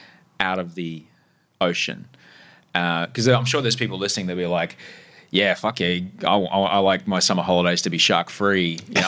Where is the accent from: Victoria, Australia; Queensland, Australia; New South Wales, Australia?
Queensland, Australia; also born or lived in Brisbane; when I grew up in Queensland.